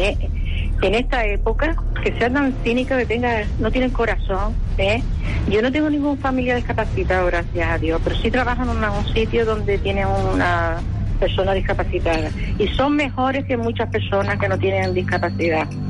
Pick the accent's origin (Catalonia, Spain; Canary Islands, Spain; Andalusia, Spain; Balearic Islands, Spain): Canary Islands, Spain; La Palma; yo soy de aquí de La Palma